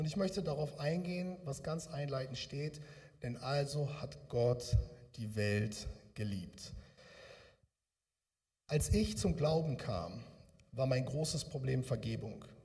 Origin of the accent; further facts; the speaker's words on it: Bremen, Germany; now in Ruhr area, Germany; Ich komme aus dem Ruhrgebiet jetzt, eigentlich komme ich aus der Richtung Bremen, habt ihr ja gehört, bei Pferden aller.